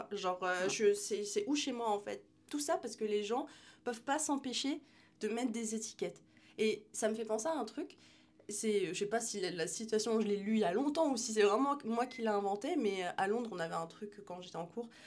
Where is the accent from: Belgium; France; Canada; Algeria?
Algeria; Je suis, euh, je suis algérienne, je suis musulmane, mais je suis aussi euh, entrepreneur